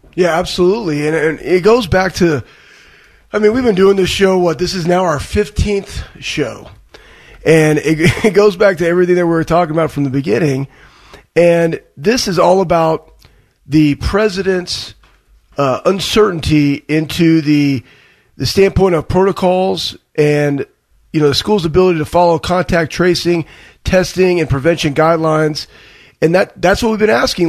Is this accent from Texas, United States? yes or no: yes; Dallas, Texas, United States; growing up in Dallas and ha- and watching footballs with football with my dad on Sundays